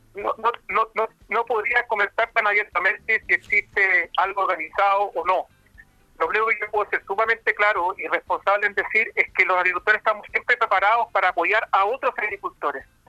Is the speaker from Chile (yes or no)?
yes; Chile; siendo un chileno a pie